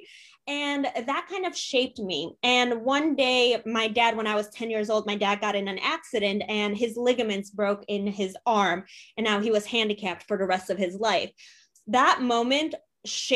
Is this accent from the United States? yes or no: yes; United States; also born or lived in Poland; We immigrated from Poland. I was 20 months old, so a year and a half when we immigrated. And my parents were 18, 19 years old, coming to America